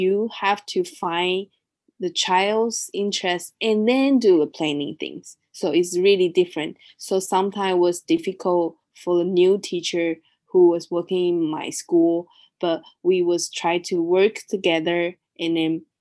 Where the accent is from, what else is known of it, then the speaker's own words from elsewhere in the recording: Taiwan; also born or lived in Australia; I grew up in Taiwan